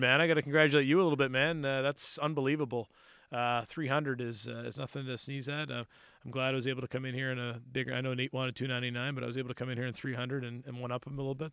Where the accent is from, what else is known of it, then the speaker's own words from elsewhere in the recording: Cole Harbour, Nova Scotia, Canada; I grew up in Cole Harbor